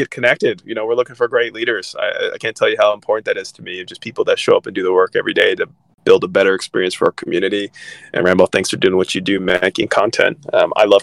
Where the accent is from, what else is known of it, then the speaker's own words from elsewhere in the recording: California, United States; I'm from California